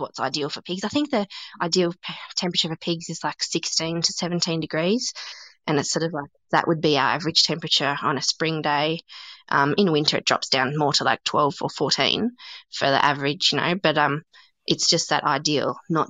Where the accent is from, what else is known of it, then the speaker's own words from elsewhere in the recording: Canberra, Australian Capital Territory, Australia; I'm originally from Canberra, and I don't wear a coat very often down here until it's totally the depths of winter.